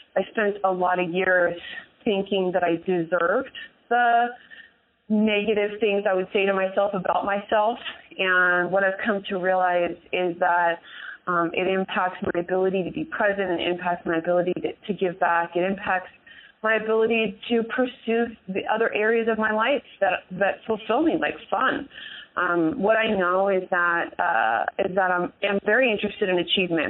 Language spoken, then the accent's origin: English; San Jose, California, United States; I grew up right here in uh, San Jose, California. I um, am one of the few people who can say she was actually born in Silicon Valley, so I'm a native